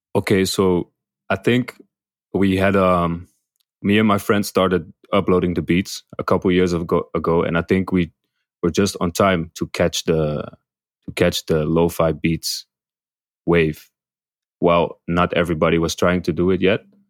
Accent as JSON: {"language": "English", "town": "Amsterdam", "region": "North Holland", "country": "Netherlands", "tie": "born or raised there", "moved": "as an adult", "lives_now": "Bangkok, Thailand", "said": "I'm from Amsterdam, Netherlands"}